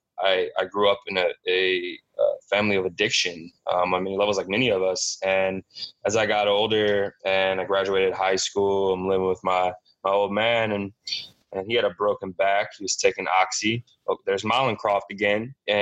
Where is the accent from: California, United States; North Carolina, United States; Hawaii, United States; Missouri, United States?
Missouri, United States; St. Louis; I was born and raised in St. Louis